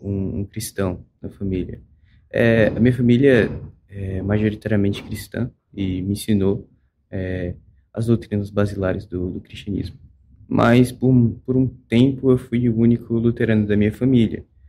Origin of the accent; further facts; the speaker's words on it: Natal, Rio Grande do Norte, Brazil; sou da, da cidade de Natal, no Rio Grande do Norte, na, na congregação IELB que temos aqui na cidade